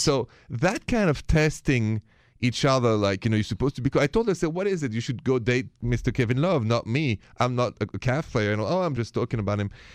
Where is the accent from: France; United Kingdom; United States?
France; accent: French; The accent is French, français